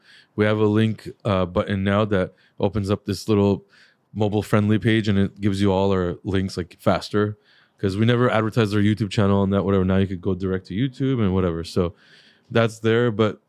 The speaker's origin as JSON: {"language": "English", "country": "Guatemala", "said": "I came from Guatemala"}